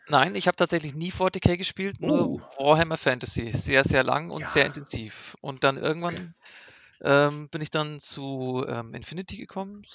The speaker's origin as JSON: {"language": "German", "town": "Nuremberg", "region": "Bavaria", "country": "Germany", "said": "ich komme aus Nürnberg"}